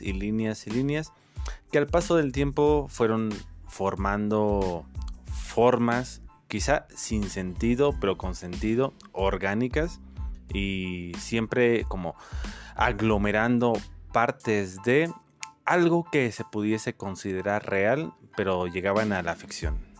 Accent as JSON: {"language": "Spanish", "town": "Dolores Hidalgo", "region": "Guanajuato", "country": "Mexico", "tie": "born or raised there", "also_born_or_lived": "Valle de Santiago", "said": "Soy originario de Valle de Santiago, pero desde mis primeros inicios de vida he existido aquí en Dolores Hidalgo."}